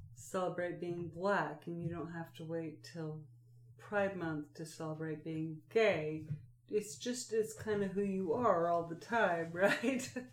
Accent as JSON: {"language": "English", "region": "Oregon", "country": "United States", "tie": "born or raised there", "moved": "yes", "lives_now": "North Carolina, United States", "said": "I grew up in the Pacific Northwest"}